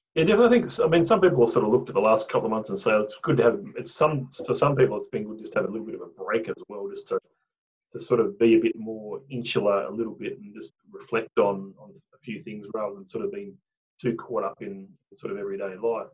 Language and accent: English; Tasmania, Australia; now in Brisbane, Australia; I came from Tasmania